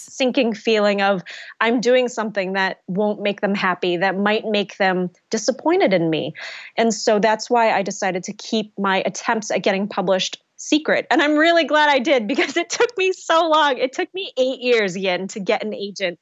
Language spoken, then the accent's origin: English; United States; I am Vietnamese American, I grew up in an immigrant family